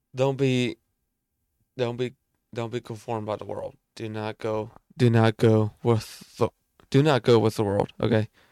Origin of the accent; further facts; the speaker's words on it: United States; I'm American.